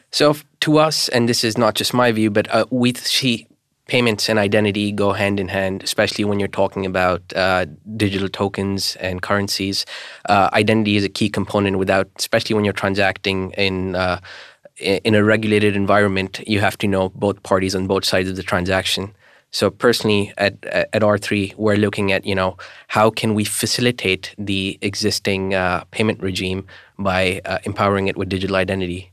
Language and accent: English; Pakistan; moved away; originally I'm from Pakistan, and I, I tend to go back every year, and I've been going back once a year for about thirty years now